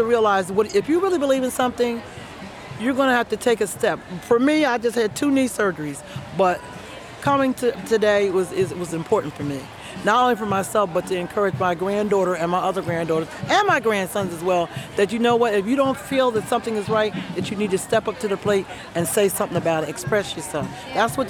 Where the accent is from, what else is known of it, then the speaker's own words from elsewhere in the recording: United States; would not want to be anywhere else but in the United States of America, because this is my country and I am an American.